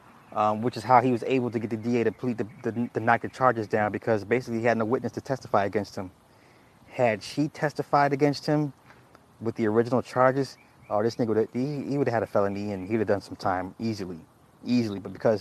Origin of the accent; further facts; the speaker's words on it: the South, United States; See, I'm from the South. That shit ain't normal.